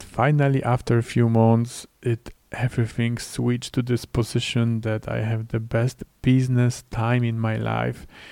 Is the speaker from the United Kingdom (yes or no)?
no; Poland; English is a second language; in my home country, in Poland.